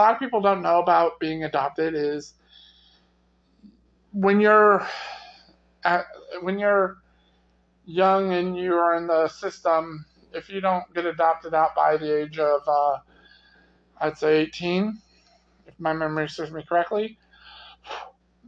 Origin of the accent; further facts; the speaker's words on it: United States; I grew up in the Metro Quad City area